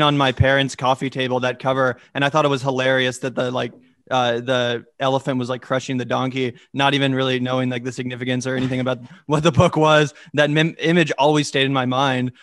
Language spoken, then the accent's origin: English; Johnson County, Kansas, United States; growing up in Johnson County